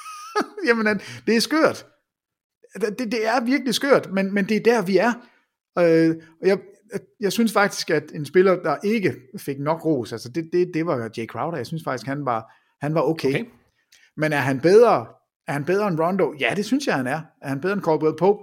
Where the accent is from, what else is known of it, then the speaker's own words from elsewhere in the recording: Jutland, Denmark; jeg er fra Jylland, og ikke fra København, jeg er fra Jylland